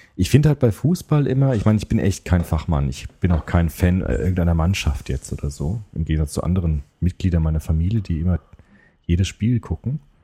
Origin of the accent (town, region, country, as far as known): Germany